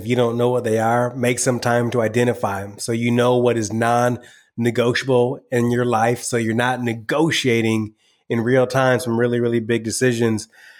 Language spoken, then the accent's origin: English; Michigan, United States; I'm from Michigan.